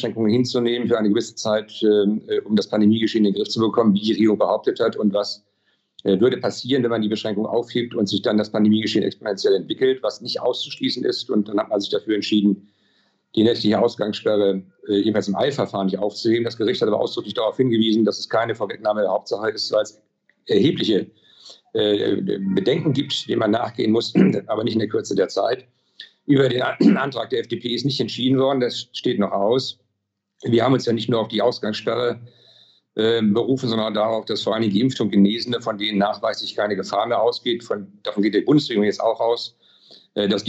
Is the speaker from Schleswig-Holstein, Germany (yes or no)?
yes; Schleswig-Holstein, Germany; Sie wissen ja, ich komme aus Schleswig-Holstein